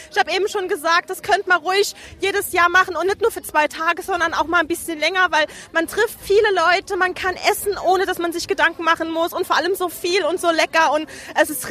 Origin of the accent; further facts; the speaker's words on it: Kaiserslautern, Rhineland-Palatinate, Germany; Ich bin die … und ich komme aus Kaiserslautern.